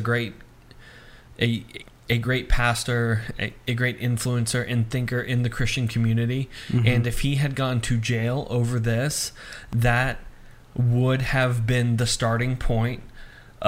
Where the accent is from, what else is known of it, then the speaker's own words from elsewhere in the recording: United States; as an American